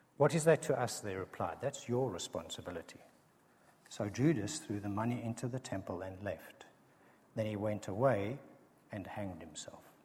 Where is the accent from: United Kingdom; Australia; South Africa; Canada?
South Africa; accent: South African; a South African accent